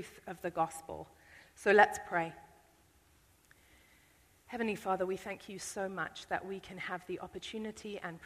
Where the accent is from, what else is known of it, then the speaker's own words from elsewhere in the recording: United Kingdom; I'm British